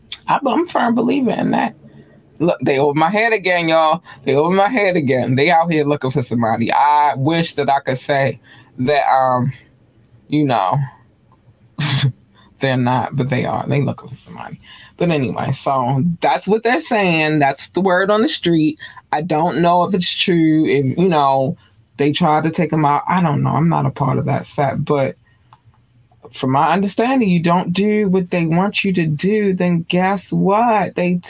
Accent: Baltimore, Maryland, United States; But I'm from Baltimore. This happens. this happens. I don't care where you live at in Baltimore.

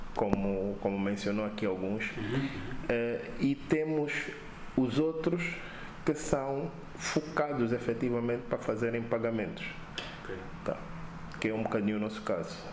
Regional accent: Angola; eu como angolano

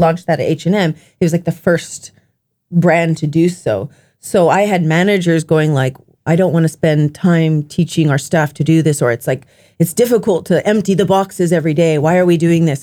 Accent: Japan; growing up in Japan

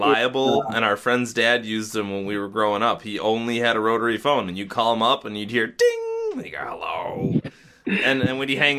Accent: Niagara, New York, United States; So the whole time I was there, I just said I'm from Niagara.

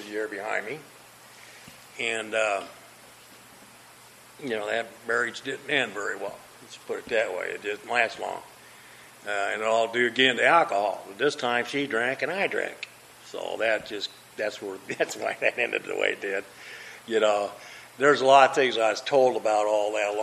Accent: Des Moines, Iowa, United States; moved away; I grew up in Des Moines, Iowa. That's where I was raised, and that's where I grew up

